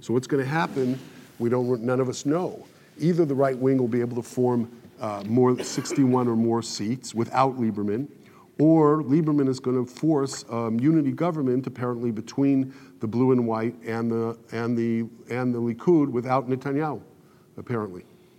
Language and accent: English; Los Angeles, California, United States; moved away as an adult; also born or lived in San Fernando Valley / Israel; I grew up in the Orthodox community in Los Angeles.